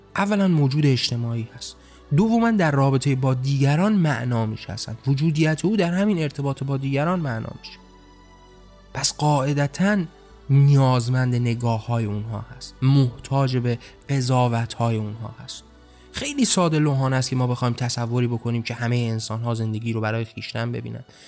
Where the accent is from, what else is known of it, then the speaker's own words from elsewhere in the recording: Iran; من هم در همون کشور به دنیا آمدم در همون کشور زندگی کردم با همون فرهنگ بزرگ شدم